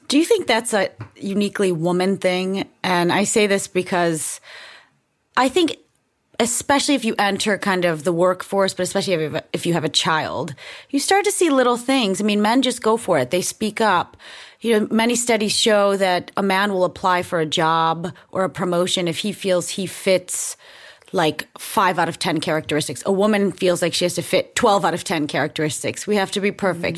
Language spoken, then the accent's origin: English; United States; also born or lived in Denmark / Sweden; as an American